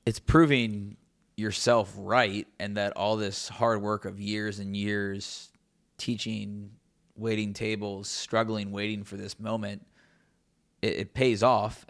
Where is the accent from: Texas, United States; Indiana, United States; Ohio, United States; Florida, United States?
Ohio, United States; Cincinnati; covering my hometown team